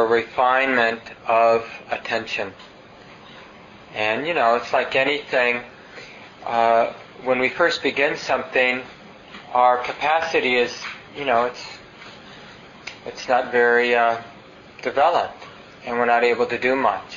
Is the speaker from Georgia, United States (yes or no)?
no; Minneapolis, Minnesota, United States; I grew up in North Minneapolis and there were train tracks nearby